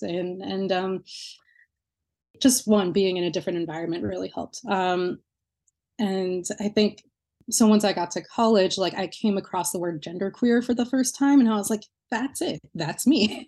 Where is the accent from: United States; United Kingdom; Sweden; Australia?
United States; New Jersey; now in Lowell, United States; my hometown in New Jersey